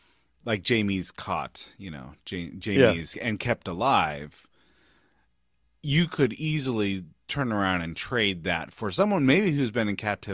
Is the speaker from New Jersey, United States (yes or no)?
no; San Francisco, California, United States; hometown of San Francisco.